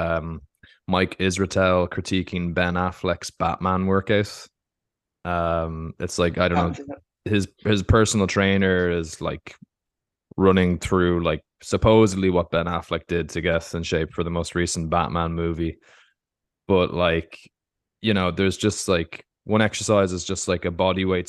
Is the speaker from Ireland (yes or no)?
yes; Ireland; I'm from Ireland